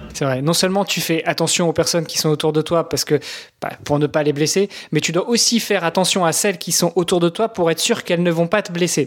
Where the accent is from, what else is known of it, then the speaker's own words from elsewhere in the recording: Normandy, France; moved away as an adult; also born or lived in Luxembourg; je suis franco-italien, j'ai grandi en Normandie, j'ai immigré au Luxembourg pendant 15 ans